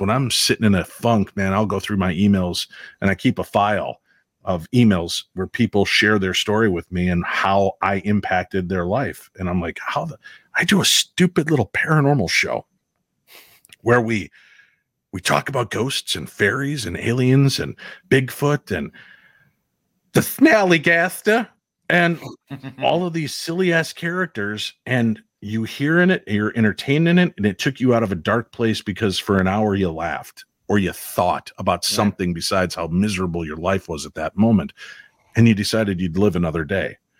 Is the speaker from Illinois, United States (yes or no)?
yes; Chicago, Illinois, United States; moved away; also born or lived in Minnesota; growing up in Chicago